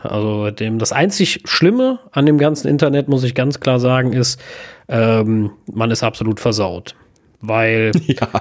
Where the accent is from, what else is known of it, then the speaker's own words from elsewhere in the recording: Germany; bei uns in Deutschland